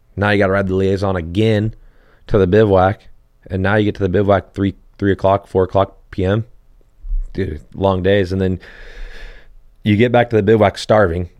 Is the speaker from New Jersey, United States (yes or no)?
no; Hesperia, California, United States; I grew up in Hesperia and there's like the, a small little area where you can ride